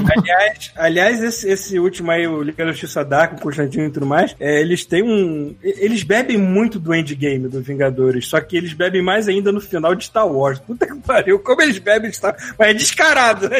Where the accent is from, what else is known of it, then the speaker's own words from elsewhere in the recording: Brazil; se eu virar cidadão canadense, não preciso jogar a brasileira fora